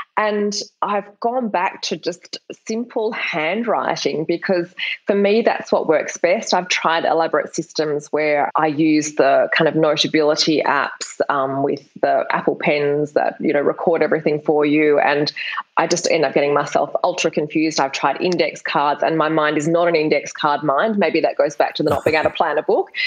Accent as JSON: {"language": "English", "town": "Perth", "region": "Western Australia", "country": "Australia", "tie": "born or raised there", "said": "I'm from Perth in Australia. It's a really small capital city. And when I graduated from high school, there were no universities offering creative writing degrees."}